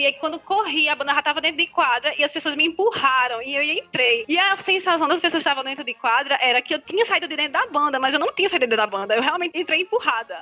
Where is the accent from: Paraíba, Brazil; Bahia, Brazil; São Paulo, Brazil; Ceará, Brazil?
Paraíba, Brazil; eu sou da Paraíba